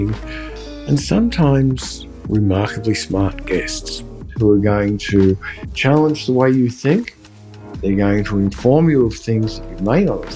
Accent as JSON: {"language": "English", "country": "Australia", "said": "being Australian"}